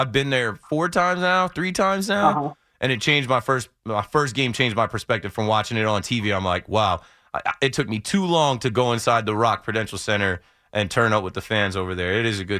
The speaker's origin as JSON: {"language": "English", "region": "New Jersey", "country": "United States", "said": "I'm from New Jersey, and I was always rooting for the home team."}